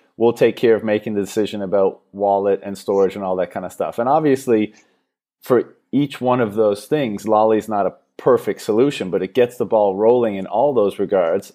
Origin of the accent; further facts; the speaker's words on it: Canada; now in Thailand; I'm from Canada originally